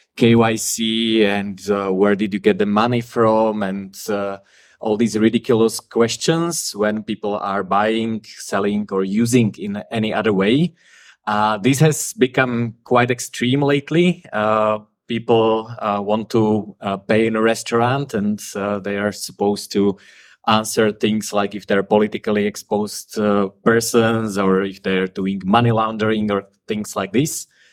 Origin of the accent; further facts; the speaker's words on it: Slovakia; first language Slovak; English is a second language; my native language, which is Slovak